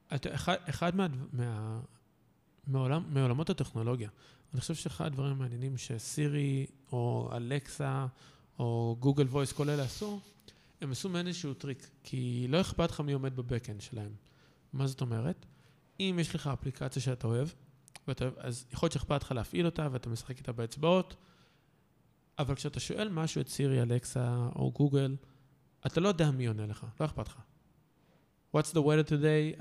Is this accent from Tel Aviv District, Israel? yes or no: no; Kfar Saba, Central District, Israel; כפר סבא, אני כאילו מכפר סבא במקור